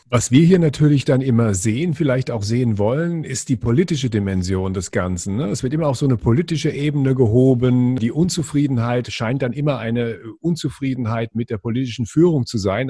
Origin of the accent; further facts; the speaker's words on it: West Germany, Germany; wir sind hier in, in Westdeutschland aufgewachsen